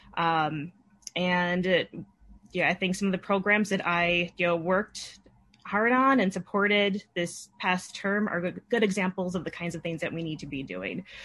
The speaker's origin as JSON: {"language": "English", "town": "Madison", "region": "Wisconsin", "country": "United States", "tie": "born or raised there", "said": "I was born and raised in Madison"}